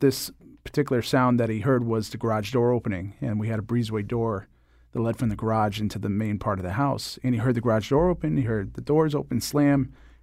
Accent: Connecticut, United States; also born or lived in Rochester; Well, technically, I was born in Rochester, New York, but I spent most of my life in Connecticut. And I currently live in New London, Connecticut

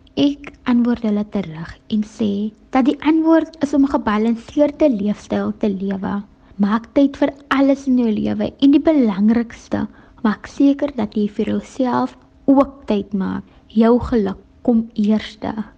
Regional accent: South Africa; ek is van Kranzloek afkomstig

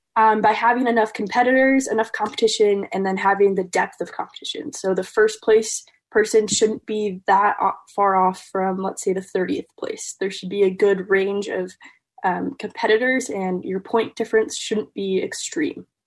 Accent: Madison, Wisconsin, United States; I'm from Madison, Wisconsin

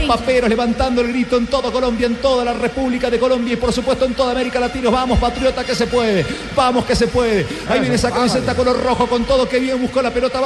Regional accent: Argentina; Yo soy del interior de Argentina, de un pueblo

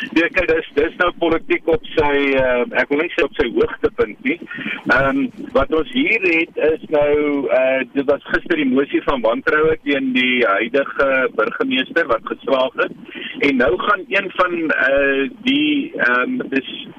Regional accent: South Africa; ons as Suid-Afrikaners

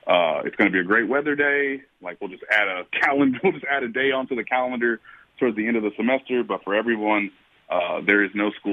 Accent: Kansas City, Missouri, United States; my hometown

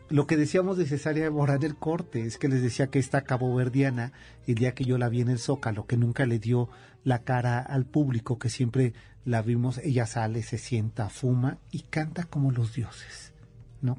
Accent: Mexico City, Mexico; mi ciudad chilanga

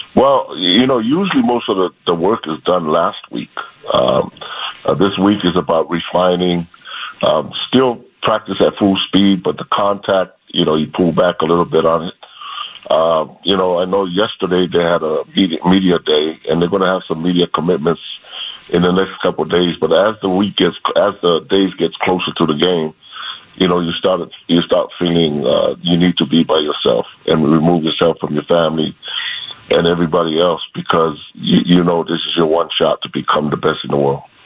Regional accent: Hawaii, United States; moved away; I'm from Hawaii

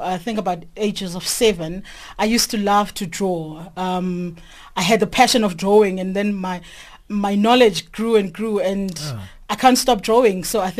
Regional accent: Naledi, South Africa; I'm from Naledi.

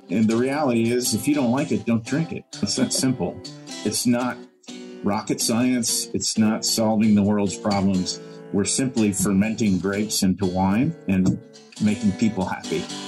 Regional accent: Illinois, United States; moved away; grew up in cornfields in Illinois, but I was never a farmer

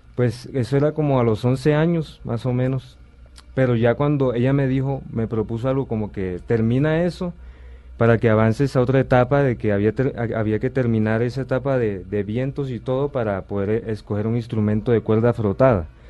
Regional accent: Sincelejo, Sucre, Colombia; nací en Cincelejo, Sucre.

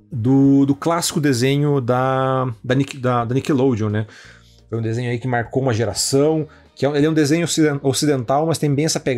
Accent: Curitiba, Paraná, Brazil; eu sou, de Curitiba, sou o representante

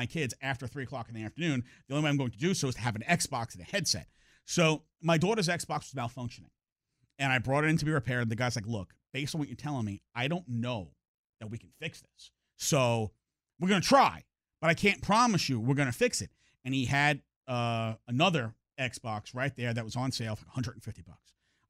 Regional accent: New York, United States; You know, I'm from New York. All my family's up in New York.

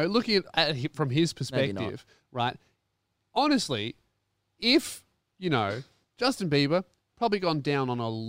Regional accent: Tasmania, Australia; Yeah, we're from Tassie.

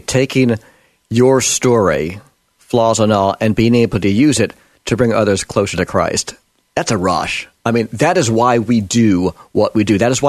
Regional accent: New York, United States; the mentality in the mainstream media where I was raised back in New York

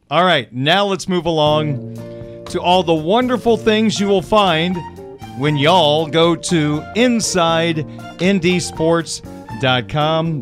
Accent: Big Ten country, Midwest, United States; I grew up in Big Ten country

